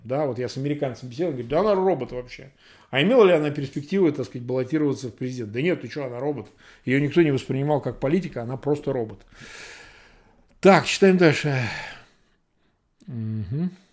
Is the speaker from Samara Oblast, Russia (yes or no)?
yes; Samara, Samara Oblast, Russia; moved away; я вырос просто в Самаре